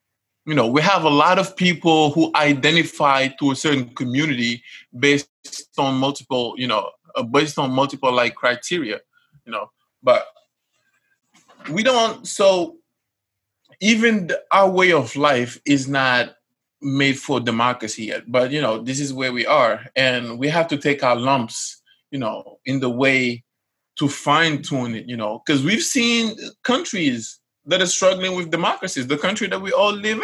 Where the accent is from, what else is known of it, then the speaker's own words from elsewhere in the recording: Casamance, Senegal; I'm from Casamance